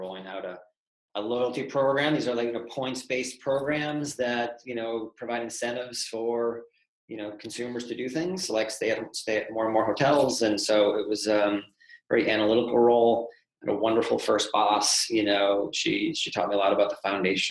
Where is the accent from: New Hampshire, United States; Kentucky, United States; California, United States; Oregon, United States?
New Hampshire, United States; Atkinson; Grew up in southern New Hampshire, small town, Atkinson, New Hampshire.